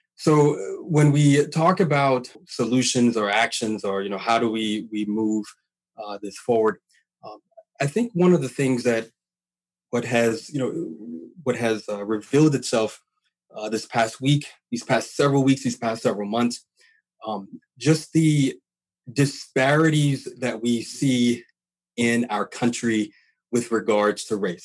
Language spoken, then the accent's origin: English; Louisiana, United States; now in Washington, United States; I'm from Louisiana uh, originally